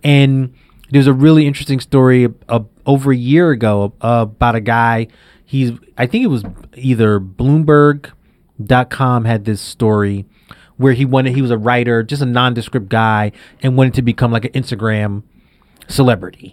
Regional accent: New York City, New York, United States; I grew up in Brownsville in Brooklyn

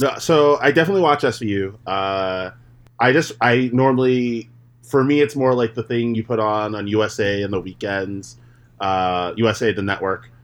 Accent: New York, United States; we're both from New York

